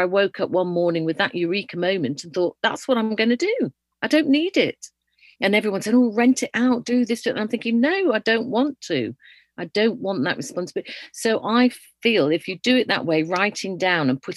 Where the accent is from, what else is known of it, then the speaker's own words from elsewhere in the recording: Yorkshire and the Humber, United Kingdom; moved away; I'm originally from Yorkshire